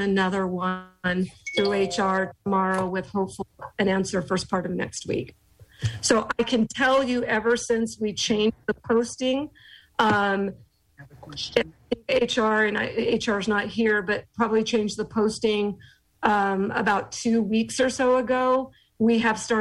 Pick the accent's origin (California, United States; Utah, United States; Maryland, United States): California, United States; Bakersfield; moved away; I am from the Kern County, Bakersfield area.